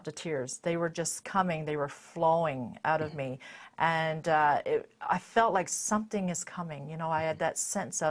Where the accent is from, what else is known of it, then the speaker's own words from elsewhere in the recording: Stoneville, Newfoundland and Labrador, Canada; I was born and raised in Newfoundland in a little town called Stoneville